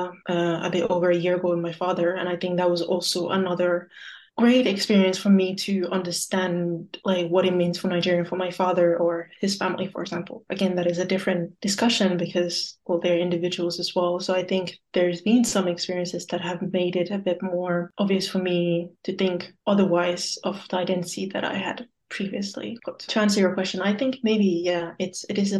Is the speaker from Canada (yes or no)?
no; Luxembourg; where my family is based, where I grew up. So that was Luxembourg.